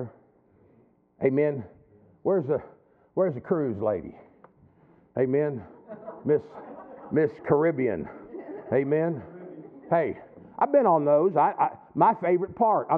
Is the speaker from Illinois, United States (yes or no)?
yes; Chicago, Illinois, United States; moved away; also born or lived in Kansas City; I grew up in Chicago